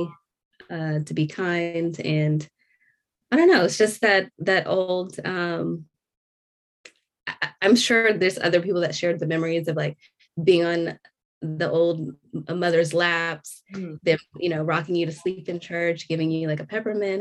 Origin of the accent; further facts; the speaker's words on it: Orange County, California, United States; moved away as an adult; also born or lived in Torrance, California; now in Georgia, United States; I was born in Torrance, but I primarily grew up in Orange County